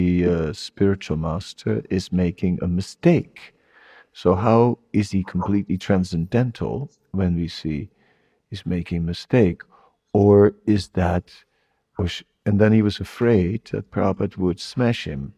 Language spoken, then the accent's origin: English; Netherlands; moved away; I have that liberalness from Holland, but also the strong side from Holland